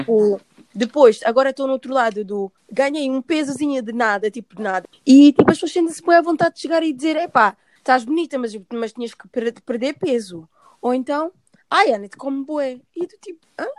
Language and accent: Portuguese; Portugal; onde eu cresci, por exemplo, Portugal